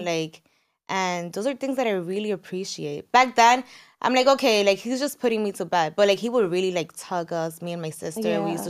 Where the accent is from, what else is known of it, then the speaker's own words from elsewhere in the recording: San Francisco de Macorís, Duarte, Dominican Republic; We're from San Francisco de Macorís in DR.